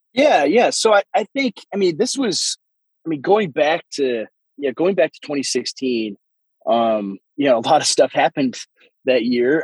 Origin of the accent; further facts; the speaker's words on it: Waseca, Minnesota, United States; moved away as an adult; I am uh, a pastor in rural southern Minnesota in a very small town, actually, my hometown where I was born and raised, uh, Minnesota